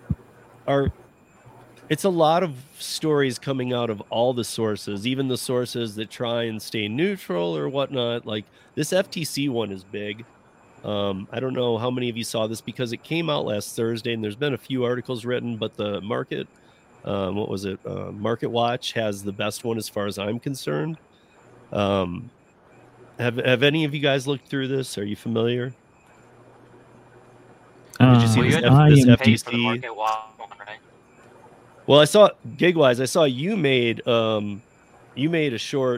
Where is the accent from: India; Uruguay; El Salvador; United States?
United States; Lansing, Michigan; I'm from Lansing.